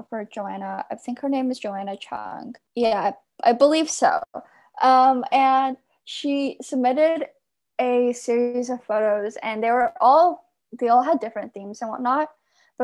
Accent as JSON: {"language": "English", "area": "Bay Area", "region": "California", "country": "United States", "said": "I'm from the Bay Area"}